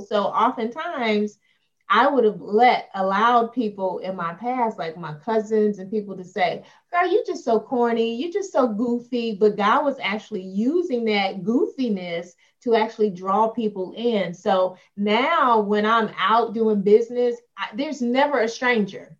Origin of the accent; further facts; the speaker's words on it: Chicago, Illinois, United States; moved away as an adult; also born or lived in Arizona; now in Atlanta, United States; I'm originally from Chicago, Illinois. I currently live in the Atlanta, Georgia area